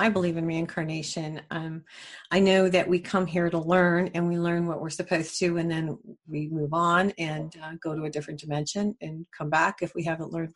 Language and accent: English; New Mexico, United States; I'm from New Mexico, and I'm really into the land